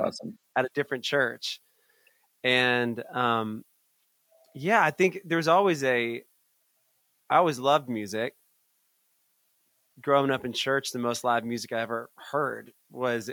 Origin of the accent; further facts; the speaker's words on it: Atlanta, Georgia, United States; I grew up in Atlanta.